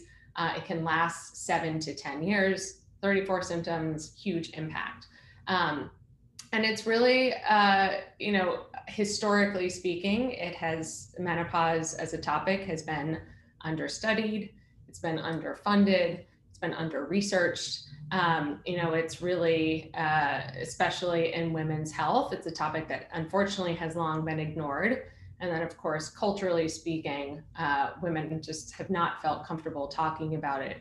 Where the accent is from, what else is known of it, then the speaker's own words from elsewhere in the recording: Boston, Massachusetts, United States; now in New York, United States; I'm from Boston actually. I'm a Masshole.